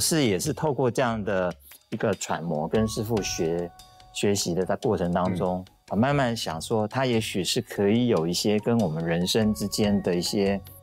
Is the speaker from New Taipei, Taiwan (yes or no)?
yes; Shuangxi, New Taipei, Taiwan; 我的出生就是在一个比较，比较古老的地方，因为我，我在新北的双溪出生